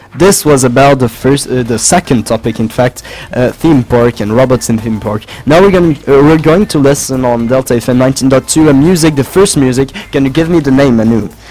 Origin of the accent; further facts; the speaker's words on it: France; English is a second language; I'm from the French delegation.